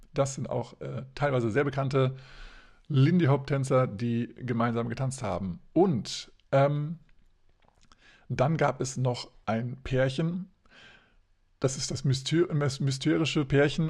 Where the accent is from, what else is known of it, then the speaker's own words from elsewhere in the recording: Hesse, Germany; bei uns in Hessen